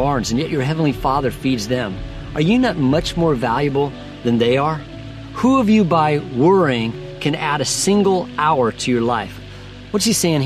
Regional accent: Denver, Colorado, United States; I grew up in Colorado, and there used to be an amusement park near our house called Lakeside. It was in Denver.

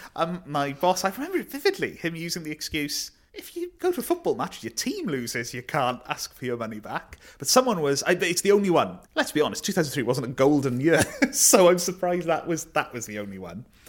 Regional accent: Neath, Wales, United Kingdom; I grew up in Neath.

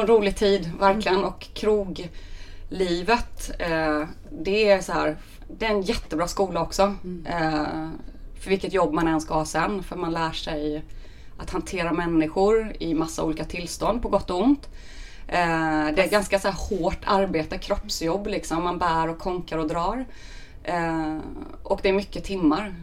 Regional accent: Väckelsång, Kronoberg County, Sweden; also born or lived in Lund; now in Stockholm, Sweden; tvättäkta smålänning från början. Uppvuxen i en eh, liten fantastisk by som heter Väckelsång

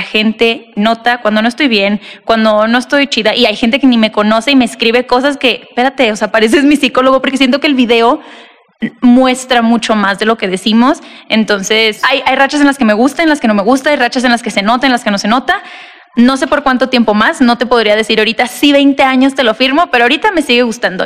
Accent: Tijuana, Baja California, Mexico; also born or lived in Monterrey; now in Mexico City, Mexico; yo nací y crecí en Tijuana

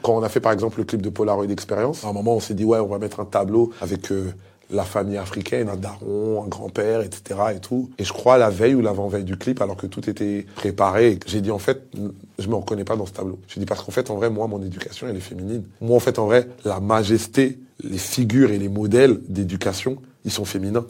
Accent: Kinshasa, DR Congo; now in France; je suis né, j'ai grandi à Kinshasa

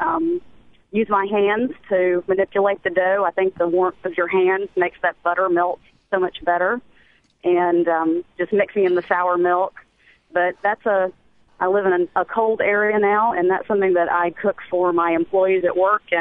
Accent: the Mississippi Delta, United States; also born or lived in upstate New York; now in New York, United States; I'm from the Delta in Mississippi

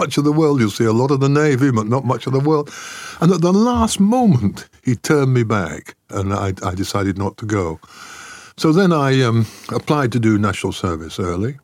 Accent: Styal, North West England, United Kingdom; I grew up in style. But S-T-Y-L-E is the name of a small Cheshire village near Wilmslow

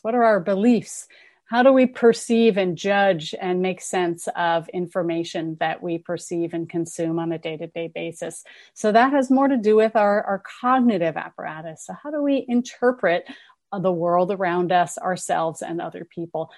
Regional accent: Berkeley, California, United States; I'm from Berkeley. I grew up here. I'm a townie.

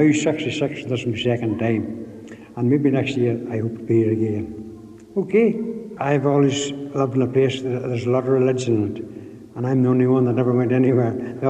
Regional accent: Draperstown, Northern Ireland, United Kingdom; I'm from Drapers in County Derry, and I wait till I retired before I ventured up here.

